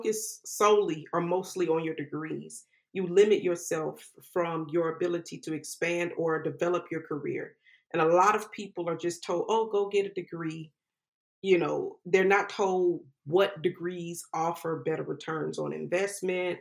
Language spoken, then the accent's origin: English; Jacksonville, Florida, United States; moved away as an adult; also born or lived in West Coast / New York; Jacksonville, which is where I grew up